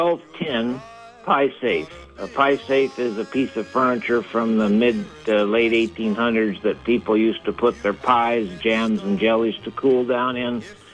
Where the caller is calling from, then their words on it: Colchester, Vermont, United States; This is … from Colchester.